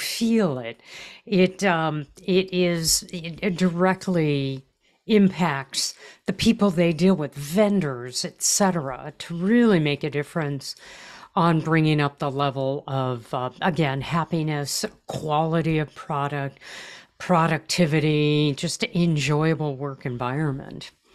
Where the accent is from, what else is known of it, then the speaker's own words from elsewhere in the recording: California, United States; I'm a Californian